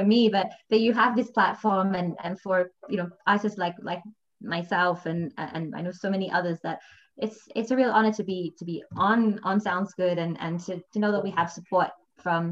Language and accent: English; Melbourne, Victoria, Australia; moved away as an adult; also born or lived in London, United Kingdom / Thailand; now in Brazil; I was born in Australia and I grew up in a very privileged environment